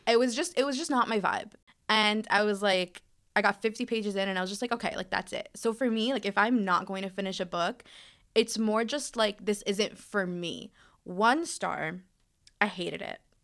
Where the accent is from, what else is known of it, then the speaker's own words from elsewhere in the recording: New York City, New York, United States; moved away; I'm originally from Brooklyn, New York